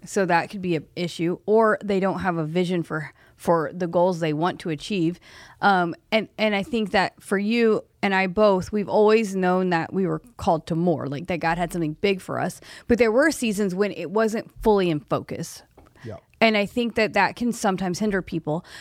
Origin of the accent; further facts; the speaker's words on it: Oklahoma, United States; I'm from Oklahoma.